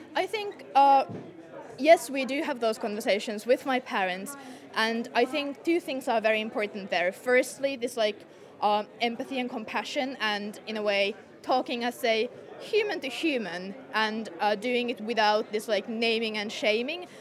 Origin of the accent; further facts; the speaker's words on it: Finland; I'm from Finland.